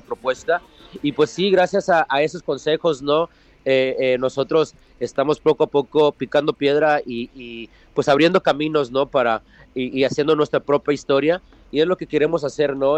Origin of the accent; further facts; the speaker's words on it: United States; nacimos aquí en los Estados Unidos, pero también tenemos los pies metidos en, en, Latinoamérica, en México